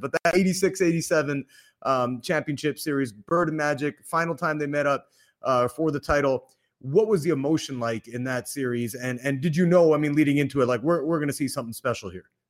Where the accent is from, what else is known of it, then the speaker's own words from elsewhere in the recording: Canada; now in Los Angeles, United States; I'm from Canada